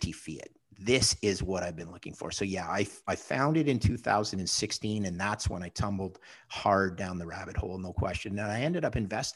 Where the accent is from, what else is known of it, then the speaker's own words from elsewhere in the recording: Montreal, Quebec, Canada; now in Toronto, Canada; I live in Toronto now, but my hometown's Montreal.